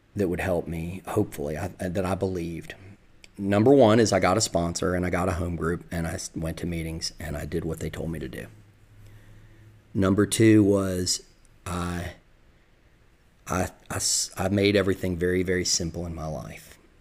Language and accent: English; the South, United States; accent: Southern; moved away; also born or lived in the North (high school); people would talk about my Southern accent